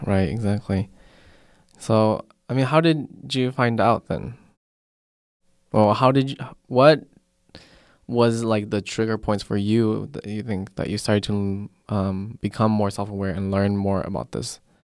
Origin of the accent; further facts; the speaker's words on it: Colorado, United States; moved away; we came from Colorado